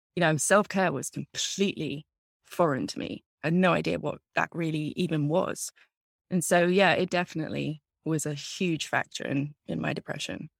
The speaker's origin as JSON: {"language": "English", "region": "England", "country": "United Kingdom", "moved": "as an adult", "lives_now": "United States", "said": "I'm originally from England. I came over here to America as a student in my early twenties"}